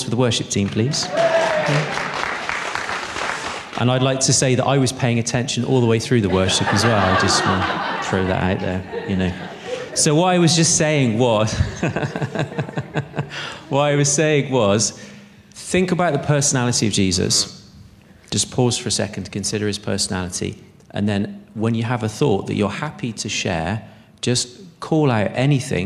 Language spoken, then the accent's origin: English; Bristol, South West England, United Kingdom; I'm from Bristol